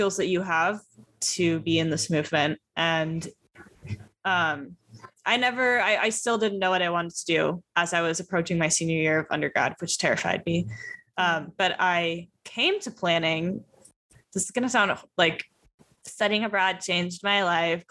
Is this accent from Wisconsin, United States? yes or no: no; San Francisco, California, United States; moved away as an adult; also born or lived in Santa Barbara; I am from the Bay Area originally and went to high school in San Francisco